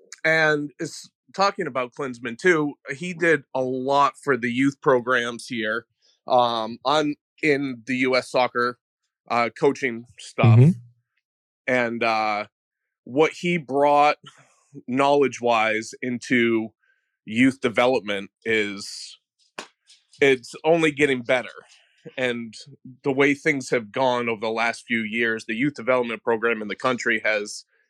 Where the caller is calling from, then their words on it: Calais, Maine, United States; I'm calling from Calais, Maine, which is on the Canadian border.